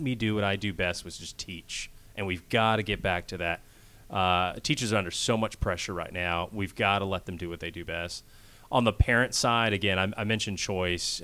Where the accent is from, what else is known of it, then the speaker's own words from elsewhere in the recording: Kansas, United States; moved away as an adult; also born or lived in Washington, D.C. / Philadelphia; now in Georgia, United States; I grew up actually in Kansas